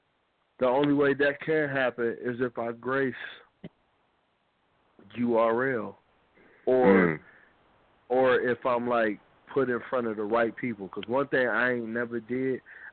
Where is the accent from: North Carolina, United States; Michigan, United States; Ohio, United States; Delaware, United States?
Michigan, United States; Pontiac; I'm from the Yak, Pontiac, Michigan.